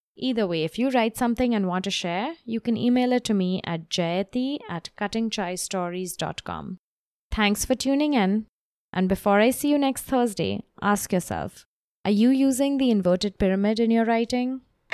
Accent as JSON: {"language": "English", "town": "Mumbai", "region": "Maharashtra", "country": "India", "tie": "born or raised there", "moved": "yes", "lives_now": "New York, United States", "said": "I live in New York at the moment, but I grew up in Bombay"}